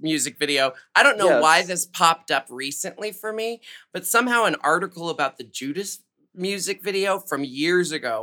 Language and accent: English; Portland, Oregon, United States; I was born and raised in Portland, Oregon